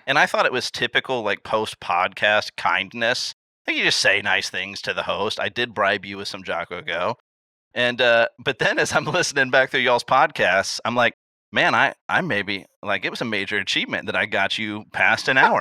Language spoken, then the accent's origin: English; Illinois, United States; I was born in Illinois